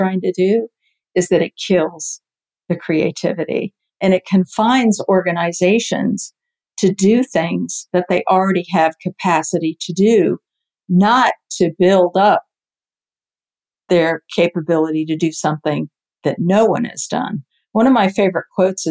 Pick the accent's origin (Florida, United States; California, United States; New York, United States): Florida, United States; near the Cape; I grew up near the Cape